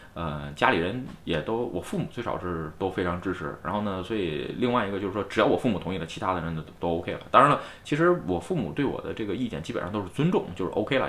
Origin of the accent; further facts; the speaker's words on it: Tianjin, China; moved away as an adult; now in Tokyo, Japan; 它都不是天津，都不是我的家乡